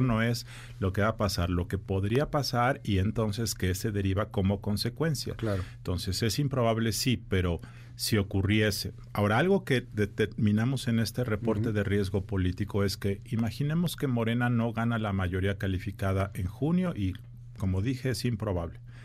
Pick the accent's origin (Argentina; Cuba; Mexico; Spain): Mexico; como ciudadano mexicano